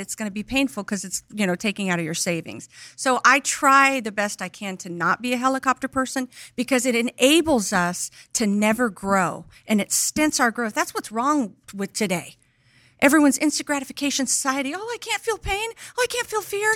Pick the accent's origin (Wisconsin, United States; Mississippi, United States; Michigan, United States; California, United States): California, United States; between LA and Bakersfield; born or raised there; also born or lived in Oklahoma; now in Tennessee, United States